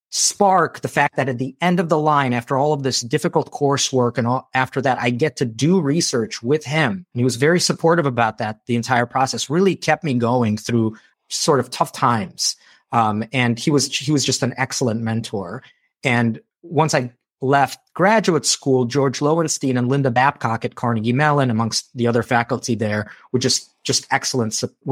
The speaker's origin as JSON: {"language": "English", "country": "Moldova", "moved": "yes", "said": "I'm a war refugee. So when I came from Moldova, it was because there was a civil war that broke out there."}